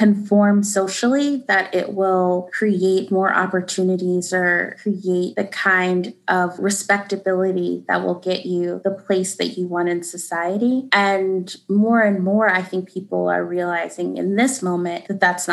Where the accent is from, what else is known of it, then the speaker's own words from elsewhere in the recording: the South, United States; moved away; as a Southerner, I love being from the South